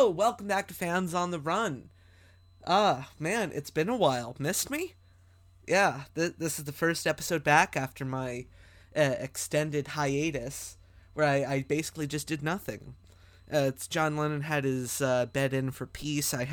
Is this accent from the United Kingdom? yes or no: no; Canada; Well, I'm Canadian